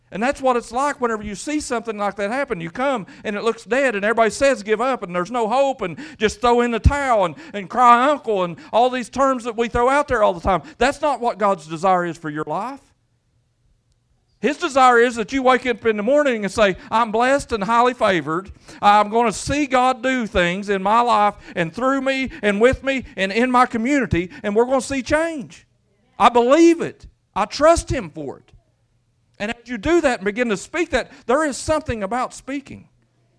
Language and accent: English; Quincy, Kentucky, United States; moved away as an adult; also born or lived in Middlesboro, Kentucky; I grew up in Brary, up in Quincy. There ain't 200 people in the whole holler.